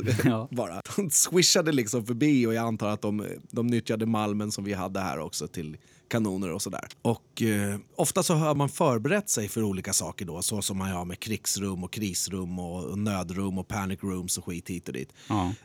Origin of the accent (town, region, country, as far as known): Skebobruk, Stockholm County, Sweden; born or raised there